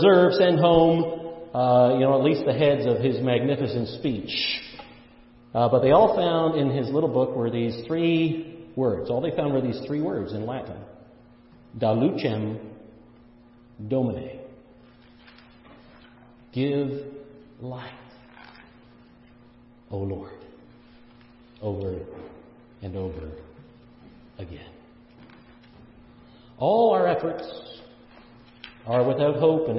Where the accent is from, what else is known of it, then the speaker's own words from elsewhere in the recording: Canada; I'm a Canadian.